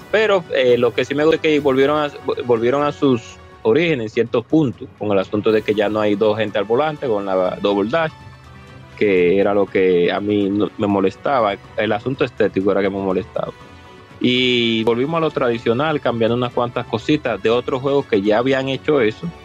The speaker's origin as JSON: {"language": "Spanish", "country": "Dominican Republic", "said": "Y Moisés lo sabe muy bien porque mucho guata que le dimos como buen dominicano."}